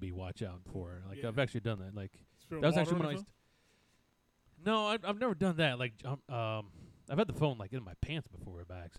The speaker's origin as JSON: {"language": "English", "country": "United States", "tie": "born or raised there", "also_born_or_lived": "New York", "lives_now": "Arlington, United States", "said": "a couple years ago, I moved to Arlington, and you know because I grew up two counties over, in the farmland"}